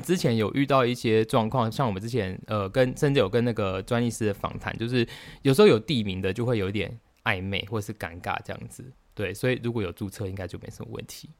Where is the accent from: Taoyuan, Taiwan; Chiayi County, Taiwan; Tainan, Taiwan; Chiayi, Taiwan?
Tainan, Taiwan; 要不是我是台南人